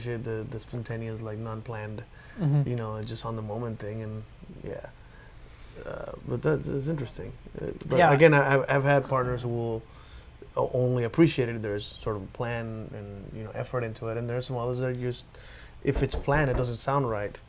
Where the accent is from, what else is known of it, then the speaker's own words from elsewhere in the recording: Mexico; moved away; I was born in Mexico